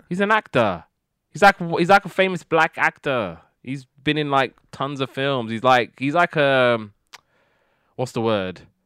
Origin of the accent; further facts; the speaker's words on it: United Kingdom; being British, we never really get these kind of shows